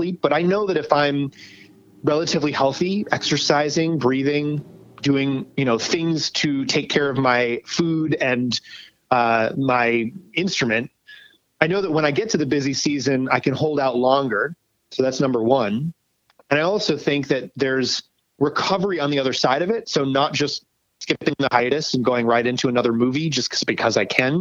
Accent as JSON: {"language": "English", "region": "New York", "country": "United States", "moved": "yes", "lives_now": "Los Angeles, United States", "said": "I live in LA now. I'm a New Yorker, but I live"}